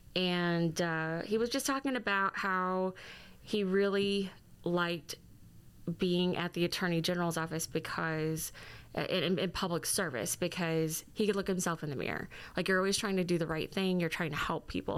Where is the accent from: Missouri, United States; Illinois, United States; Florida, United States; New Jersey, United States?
Missouri, United States; Fredericktown; moved away as an adult; now in Jefferson City, United States; I am originally from Fredericktown, Missouri